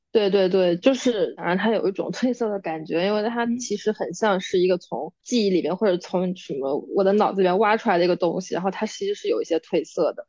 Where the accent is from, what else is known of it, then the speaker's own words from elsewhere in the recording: Jiangnan, China; moved away as an adult; now in New York, United States; 我是江南人士，我们那边就是很潮湿，然后很阴冷，冬天